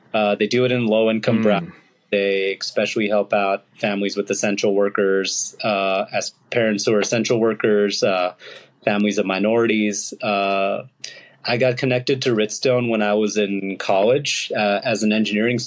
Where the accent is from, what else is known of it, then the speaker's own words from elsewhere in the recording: Los Angeles, California, United States; My parents are immigrants from India, and also was like born and raised in the Los Angeles area.